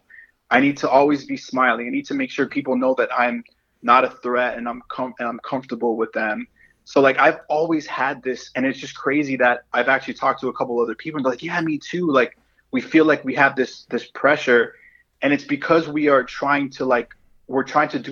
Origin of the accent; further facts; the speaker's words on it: Miami, Florida, United States; growing up here and especially growing up in Miami